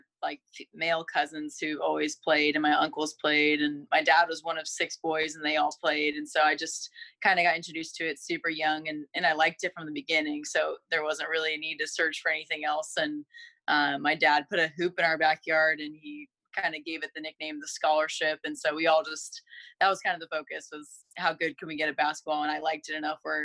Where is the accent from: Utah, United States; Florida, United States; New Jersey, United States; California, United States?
California, United States; I grew up in California